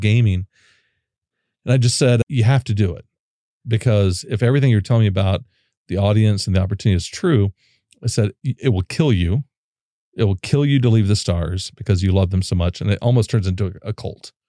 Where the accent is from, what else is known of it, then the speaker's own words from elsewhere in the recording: Oklahoma, United States; also born or lived in Dallas; now in Austin, United States; I'm from Oklahoma